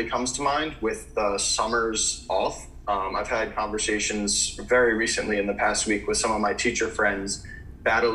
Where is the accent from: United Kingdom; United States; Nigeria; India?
United States; growing up in America